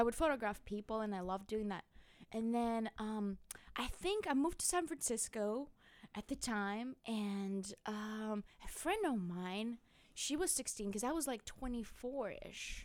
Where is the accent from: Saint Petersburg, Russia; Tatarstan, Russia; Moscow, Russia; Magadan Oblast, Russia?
Magadan Oblast, Russia; Magadan; English is a second language; now in United States; I was born in northeast of Siberia, beyond the world, where the snows cover our bodies and faces and everything.